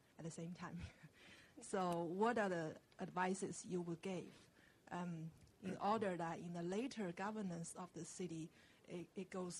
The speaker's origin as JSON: {"language": "English", "country": "China", "said": "I'm from China"}